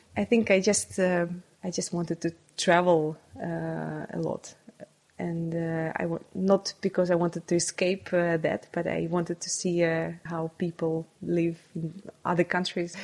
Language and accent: English; Saint Petersburg, Russia; English is a second language; I was uh, born and uh, brought up in St. Petersburg